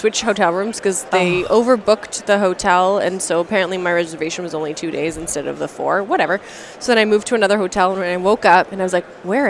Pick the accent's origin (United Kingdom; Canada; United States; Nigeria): Canada; I'm Canadian.